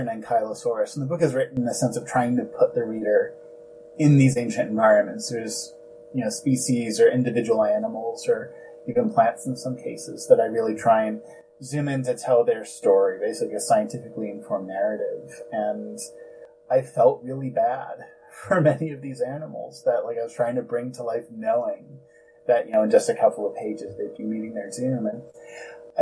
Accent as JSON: {"language": "English", "region": "New Jersey", "country": "United States", "tie": "born or raised there", "said": "Growing up in New Jersey"}